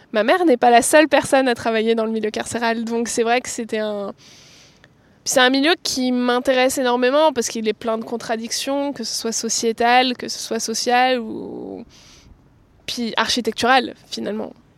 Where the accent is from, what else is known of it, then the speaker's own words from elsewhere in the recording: Lyon region, Auvergne-Rhône-Alpes, France; moved away as an adult; now in Cachan, France; je suis née à Lyon, enfin en région lyonnaise. Euh, j'ai passé toute ma vie là-bas